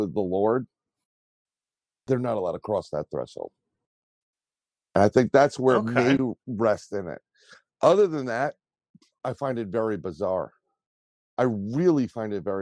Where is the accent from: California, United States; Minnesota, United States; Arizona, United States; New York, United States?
New York, United States; New York City; I grew up in the Bronx.